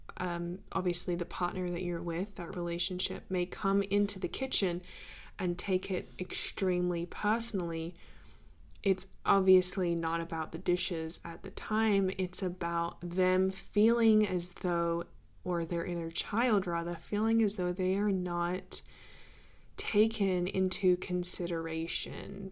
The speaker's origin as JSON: {"language": "English", "country": "Australia", "tie": "born or raised there", "said": "growing up in Australia"}